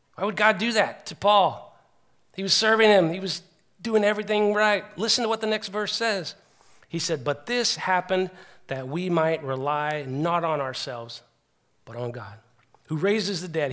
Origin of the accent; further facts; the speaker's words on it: United States; I'm an American